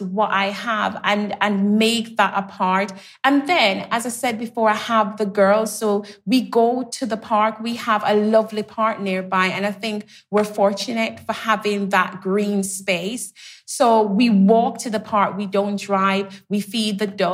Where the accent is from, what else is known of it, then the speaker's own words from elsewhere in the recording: Jamaica; I grew up in Jamaica, so we had the green spaces